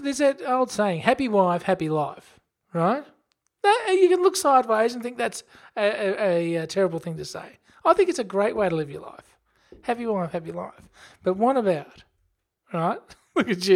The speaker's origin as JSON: {"language": "English", "country": "Australia", "said": "we're Australian"}